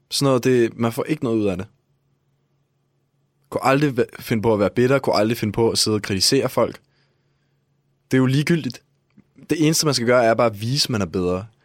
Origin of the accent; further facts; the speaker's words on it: Denmark; Vi er begge to fra Danmark, er vi ikke?